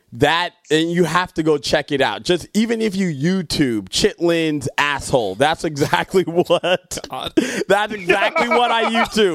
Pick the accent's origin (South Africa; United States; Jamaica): Jamaica; And I'm Jamaican, so we don't eat that type.